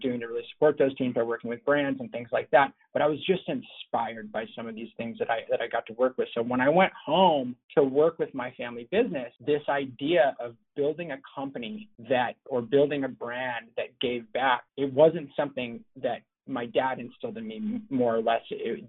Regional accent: Los Angeles, California, United States; My dad was an importer of eyewear for like 40 years. So growing up

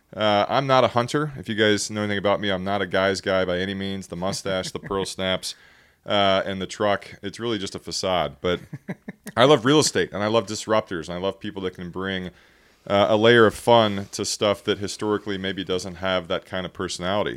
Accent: Texas, United States; we're from Texas

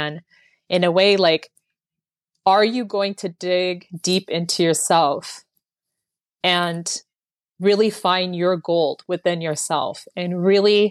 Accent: Bay Area, California, United States; I was born and raised in the Bay Area, California

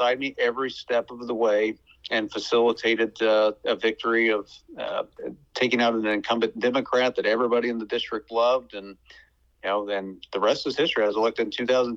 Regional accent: Cass County, Missouri, United States; I was born in Cass County, and just honored to be its senator and representative

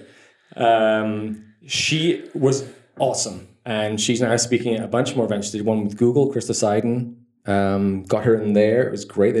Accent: Scotland, United Kingdom; moved away; also born or lived in Dublin; I grew up in Scotland

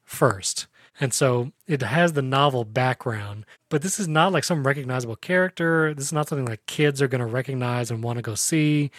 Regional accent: Lakeland, Florida, United States; here in Lakeland, Florida, my hometown

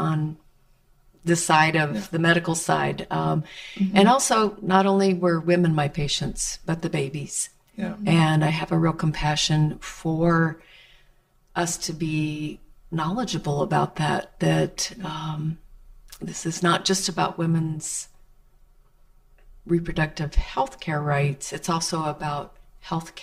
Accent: Arizona, United States; I have born and raised in Arizona

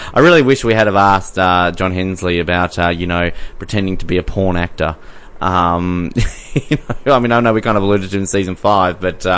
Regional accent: Tasmania, Australia; I'm from Tasmania

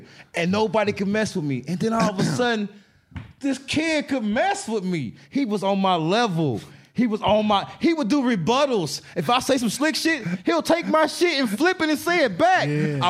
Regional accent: Dallas, Texas, United States; born there; also born or lived in Atlanta / Fort Lauderdale / Huntington Beach / Indiana; Hey, I was born in Dallas, Texas. I moved to Atlanta, then Fort Lauderdale, then Huntington Beach, California, then back to Atlanta, then to Indiana.

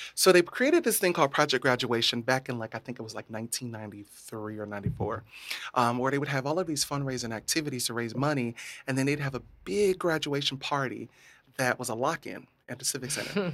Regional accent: Hardee County, Florida, United States; So, uh, in Hardee County

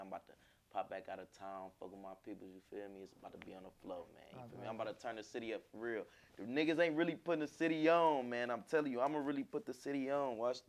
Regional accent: Washington, District of Columbia, United States; It started from the hood. You feel me? Shaw. I'm originally from Shaw.

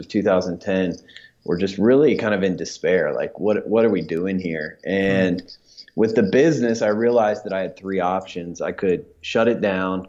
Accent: Dayton, Ohio, United States; moved away as an adult; now in Atlanta, United States; growing up in Dayton, my wife and I got married there

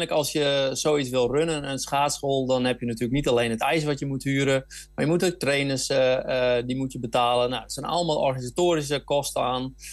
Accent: Netherlands; wij als Nederlanders

